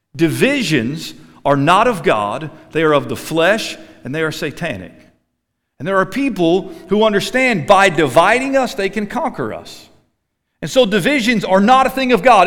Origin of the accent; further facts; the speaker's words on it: United States; I grew up in America